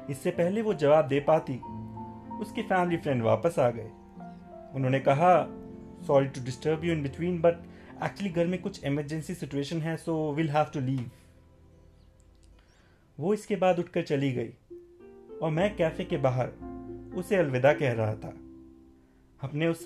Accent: Patiala, Punjab, India; moved away as an adult; now in Gurgaon, India; वैसे मेरा बचपन पटियाला में बीता है लेकिन एमबीए के बाद से मैं दिल्ली गुड़गांव में ही रह रहा

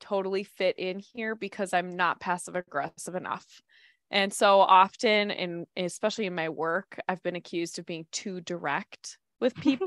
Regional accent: Minnesota, United States; this little Minnesotan

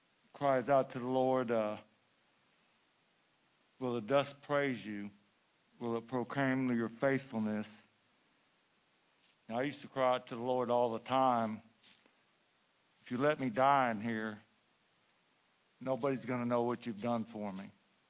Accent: Huntsville, Texas, United States; I'm from Huntsville, Texas.

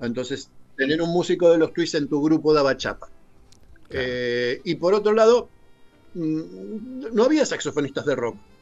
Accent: Argentina; moved away as an adult; Cuando yo me fui de Argentina la primera vez, allí por el 91

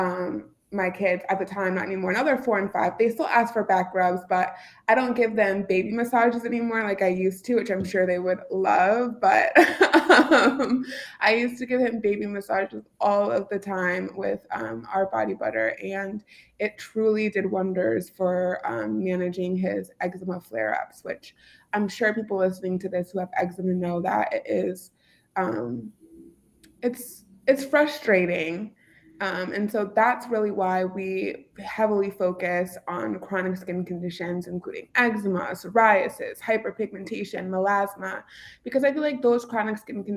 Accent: Bolingbrook, Illinois, United States; Ulta Beauty is in my hometown. So I actually grew up down the street from Ulta Beauty headquarters

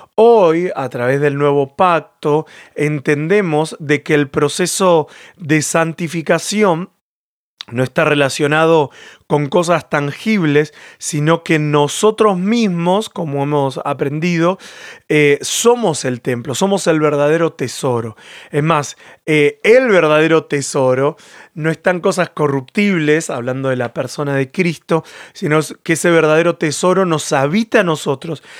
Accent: Argentina; moved away as an adult; also born or lived in Catalonia, Spain; now in Spain; Yo en lo personal soy argentino y tengo mi cultura argentina

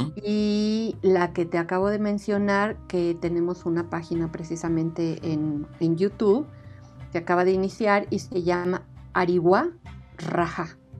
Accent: Mexico; estos somos los mexicanos

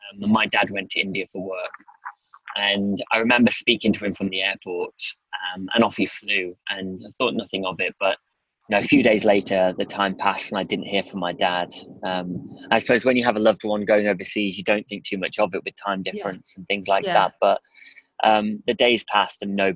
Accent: Durham, North East England, United Kingdom; also born or lived in the Midlands; I kind of moved from the Midlands up to Durham

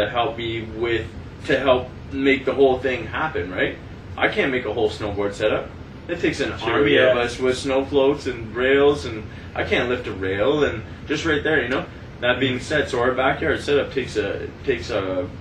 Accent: Sudbury, Ontario, Canada; We moved from, like, the South End of Sudbury to the Valley

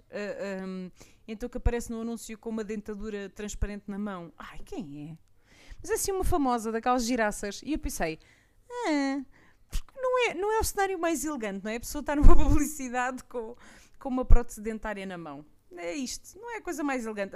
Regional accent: Portugal; eu sou muito portuguesa

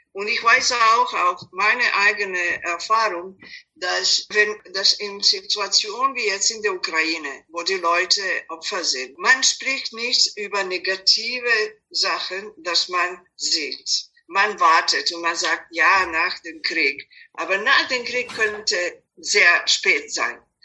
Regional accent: Belgrade, Serbia; German is a second language; moved away as an adult; also born or lived in United States / Mexico; now in Vienna, Austria; Ich bin ursprünglich aus Belgrad, Serbien, aber als ich geboren war, es war Jugoslawien

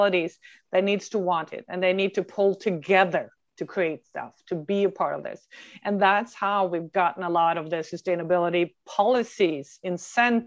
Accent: Norway; moved away as an adult; now in North America; I am born and raised in Norway, in another Norway, but I've been over in North America for 23 years now.

